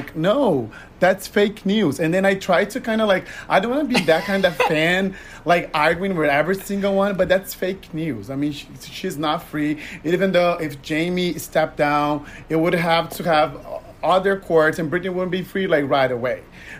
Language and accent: English; Brazil; English is a second language; moved away as an adult; I'm originally from Brazil.